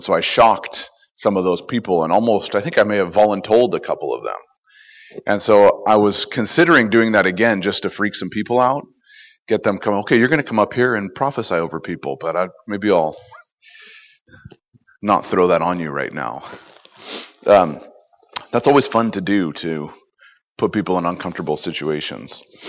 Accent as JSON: {"language": "English", "region": "California", "country": "United States", "moved": "as an adult", "lives_now": "Canada", "said": "I am originally actually American from California, and I've been in Canada for, well, since 2007. So that's 12 years now. And so I like to say I'm Canadian enough to apologize for being American."}